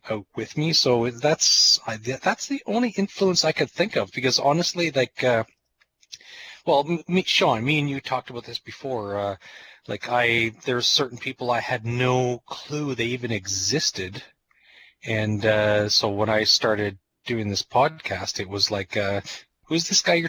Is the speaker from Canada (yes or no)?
yes; New Brunswick, Canada; moved away; also born or lived in Ontario / British Columbia; when I grew up in New Brunswick